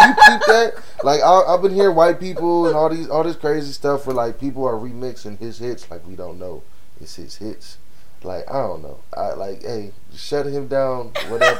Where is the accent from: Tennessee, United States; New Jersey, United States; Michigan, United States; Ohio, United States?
Ohio, United States; Cleveland; I'm from Cleveland